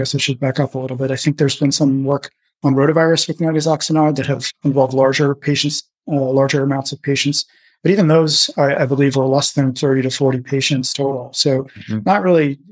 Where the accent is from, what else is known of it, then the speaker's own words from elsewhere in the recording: outside of New York City, United States; now in Chicago, United States; I grew up outside of New York City